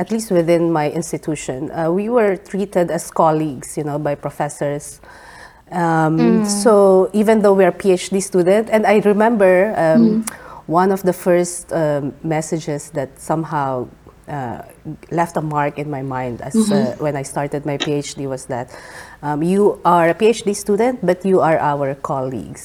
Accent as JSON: {"language": "English", "country": "Philippines", "also_born_or_lived": "Australia", "moved": "as an adult", "lives_now": "Japan", "said": "I'm originally from the Philippines."}